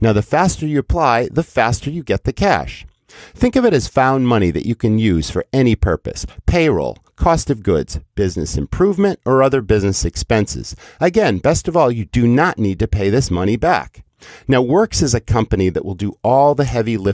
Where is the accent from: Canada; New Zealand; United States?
United States; Western Massachusetts; as a kid growing up in Western Massachusetts